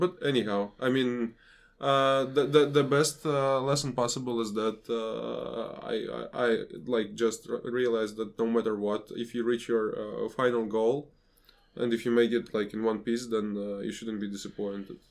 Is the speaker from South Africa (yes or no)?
no; Riga, Latvia; my hometown of Riga